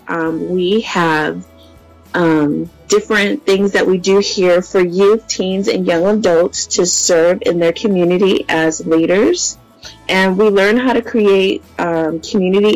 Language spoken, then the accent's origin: English; San Diego, California, United States; I'm from San Diego, California